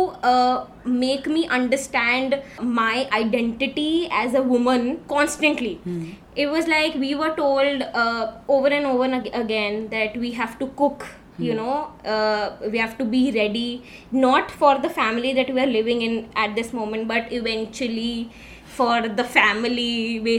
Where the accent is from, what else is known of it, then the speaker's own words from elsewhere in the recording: Delhi, India; moved away as an adult; also born or lived in Mumbai; I've been born and brought up in Delhi